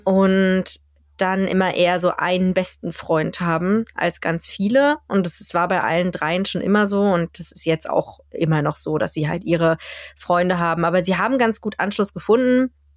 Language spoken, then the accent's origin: German; Germany; moved away as an adult; now in Sweden; wir sind ja in Deutschland aufgewachsen und das ist ja auch unsere Heimat